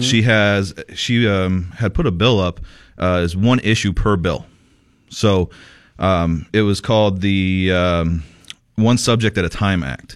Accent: Sierra Vista, Arizona, United States; Sierra Vista, my hometown, Sierra Vista

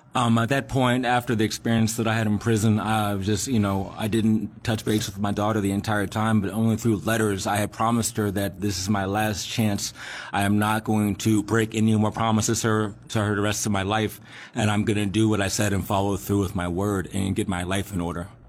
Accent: Alexandria, Virginia, United States; I grew up in Alexandria, Virginia

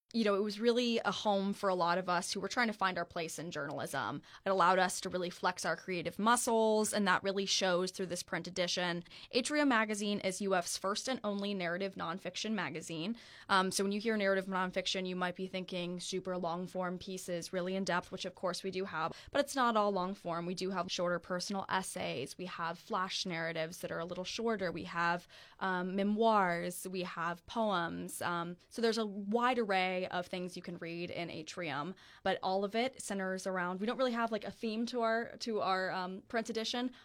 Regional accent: New Smyrna Beach, Florida, United States; my hometown surf association in New Smyrna Beach

